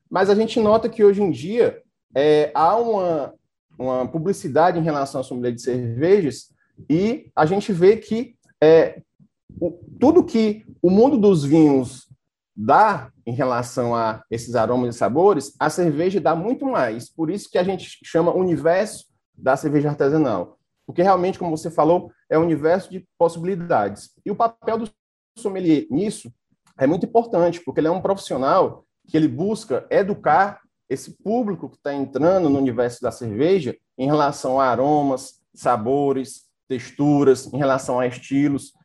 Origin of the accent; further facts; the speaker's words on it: Fortaleza, Ceará, Brazil; sou natural de Fortaleza